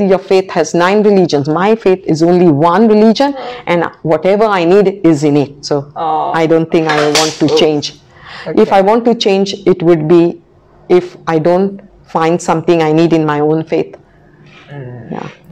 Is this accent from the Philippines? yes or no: no; Goa, India; now in Macau, Missouri, United States; I come from Goa, which was a Portuguese colony for about 500 years.